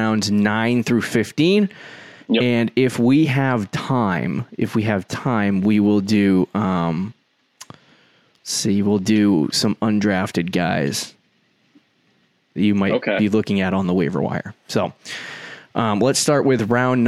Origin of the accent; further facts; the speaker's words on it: Northeast, United States; We're from the Northeast, so when it gets warm out, it doesn't get good warm.